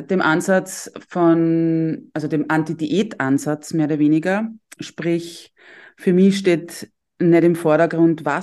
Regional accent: Tullnerfeld, Lower Austria, Austria; ich bin aus Niederösterreich, aus dem schönen Dulnerfeld

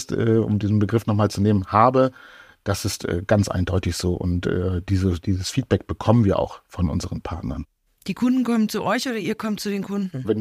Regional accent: Oldenburg, Lower Saxony, Germany; ich komme ja aus Oldenburg und äh, wenn ich von Oldenburg nach Hamburg fahre

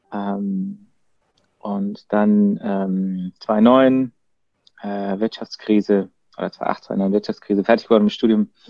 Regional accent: Freiburg, Baden-Württemberg, Germany; accent: Baden; komme ursprünglich aus Freiburg, was man ja unschwer äh, hört an meinem badischen Akzent. Ähm, bin halb Badener, halb Schwabe, zwei Herzen meiner Brust.

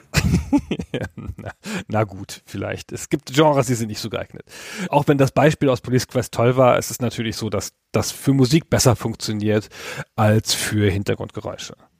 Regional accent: Germany; als Deutscher

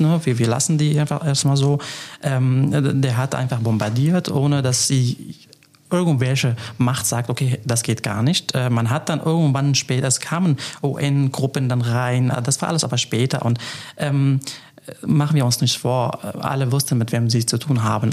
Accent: Afrin, Aleppo Governorate, Syria; German is a second language; now in Trier, Germany; Trier ist Heimat geworden, äh, Aleppo und, und die Region, wo ich geboren bin, Afrin

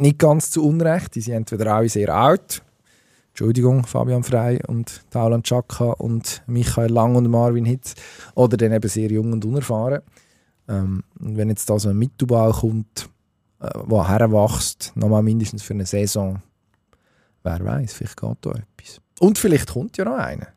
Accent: Switzerland; wir sind ja ein Schweizer Podcast

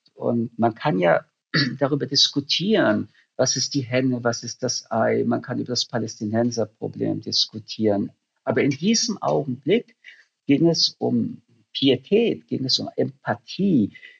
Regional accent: Germany; für mich als Deutscher

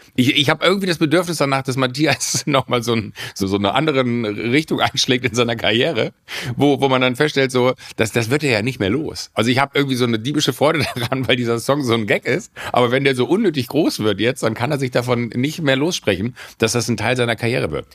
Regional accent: Rhineland, Germany; ich als Rheinländer

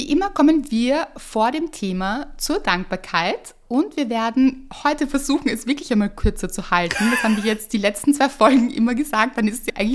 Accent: Tyrol, Austria; weil mich die ersten Seiten an meinen letzten Urlaub in meiner alten Heimat Tirol erinnern.

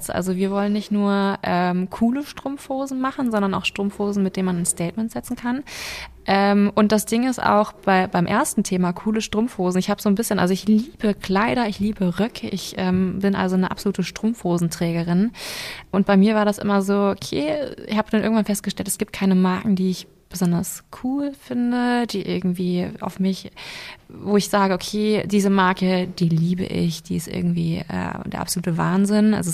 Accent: Lower Saxony, Germany; now in Berlin, Germany; Ich komme ursprünglich aus Niedersachsen und lebe jetzt seit zwei Jahren in Berlin

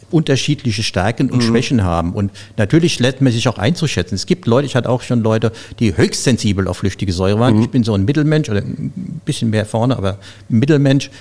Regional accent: Zornheim, Rhineland-Palatinate, Germany; moved away as an adult; Ich komme ja aus Rheinhessen, aus Zornheim, diesem schönen Örtchen oben auf dem Berg.

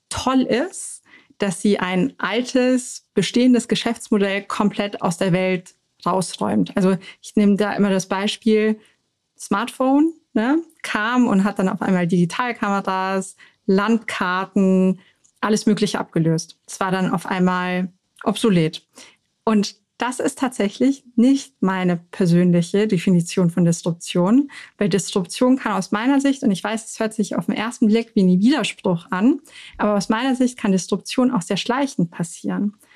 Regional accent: Munich, Bavaria, Germany; Weil ich bin in München geboren

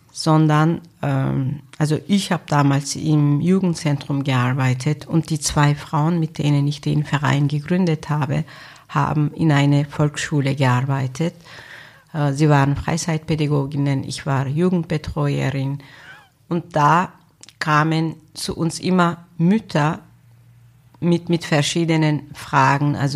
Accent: Turkey; also born or lived in Germany; now in Austria; Wahrscheinlich ist Österreich ihr Heimatland. Türkei ist mein Heimatland, wo ich meine Kindheit verbracht habe, wo noch ein Teil meiner Familie lebt. Von Deutschland habe ich gute sowie schlechte Erinnerungen noch.

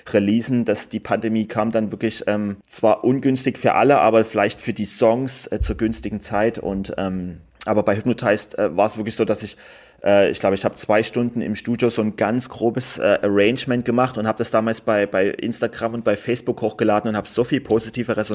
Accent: Germany; die haben mich auch immer mit großen Augen angeguckt, wenn ich gesagt habe, ich komme aus Deutschland

